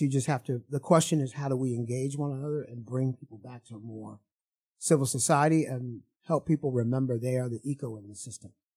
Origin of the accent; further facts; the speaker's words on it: Evanston, Illinois, United States; I'm from Evanston, Illinois.